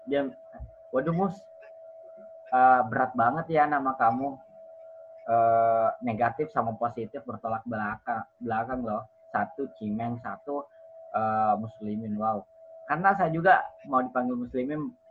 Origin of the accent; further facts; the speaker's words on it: Merauke, South Papua, Indonesia; Miming khusus Papua Merauke atau kampung saya.